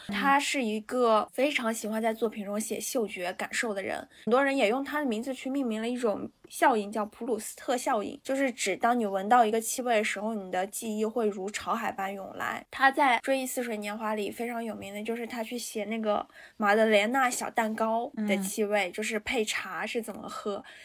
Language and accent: Chinese; northern China, China; moved away; 我作为一个北方人